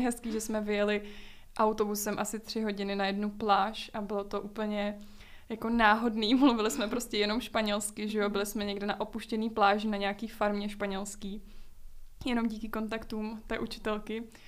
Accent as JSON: {"language": "Czech", "region": "Prague", "country": "Czechia", "said": "Z Prahy. No to já taky"}